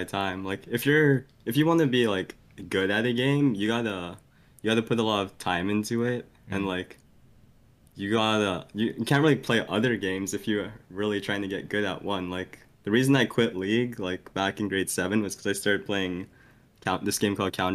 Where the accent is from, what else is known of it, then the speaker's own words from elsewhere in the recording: Vancouver, British Columbia, Canada; I was born and raised in Vancouver, BC